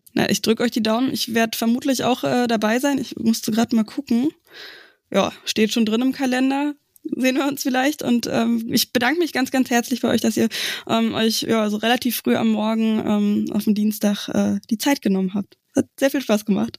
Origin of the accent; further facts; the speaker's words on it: area around Berlin, Brandenburg, Germany; now in Leipzig, Germany; ich komme aus dem Umland von Berlin